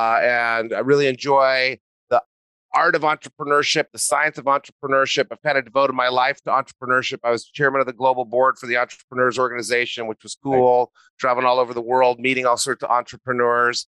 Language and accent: English; New Mexico, United States; moved away as an adult; also born or lived in Santa Barbara, California; I grew up in New Mexico.